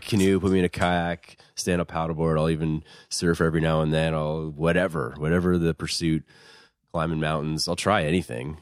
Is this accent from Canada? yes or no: yes; Dartmouth, Nova Scotia, Canada; I grew up in Dartmouth